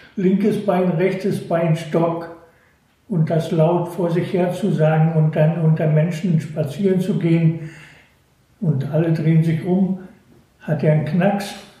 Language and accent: German; Northern Germany, Germany; moved away; Und bin natürlich als Nordlicht an der Ostsee aufgewachsen